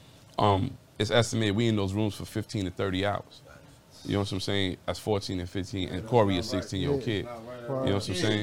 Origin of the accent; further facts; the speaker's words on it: New York City, New York, United States; moved away as an adult; I'm from the east side of Harlem